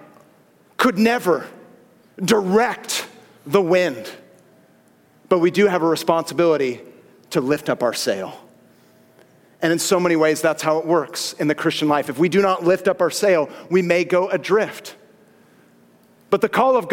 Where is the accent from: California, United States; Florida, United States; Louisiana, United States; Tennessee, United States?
California, United States; Southern; born and raised, Southern California